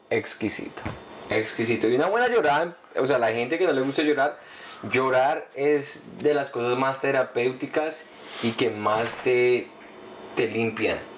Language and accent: Spanish; Colombia